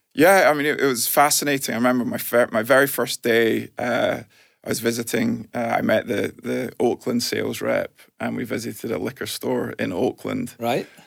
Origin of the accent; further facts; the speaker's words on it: Glasgow, Scotland, United Kingdom; moved away as an adult; also born or lived in California, United States; growing up in Glasgow